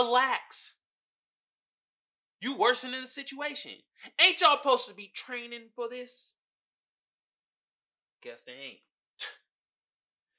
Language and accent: English; Oakland, California, United States; my hometown, Oakland, California